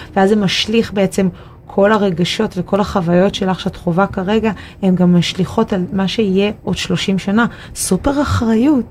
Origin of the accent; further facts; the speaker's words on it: Tel Aviv, Tel Aviv District, Israel; לתל אביב, שזאת עיר הולדתי